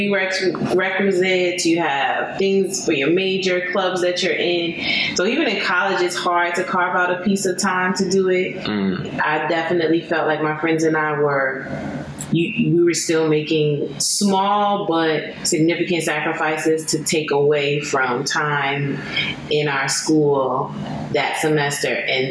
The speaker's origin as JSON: {"language": "English", "country": "United States", "said": "as an American"}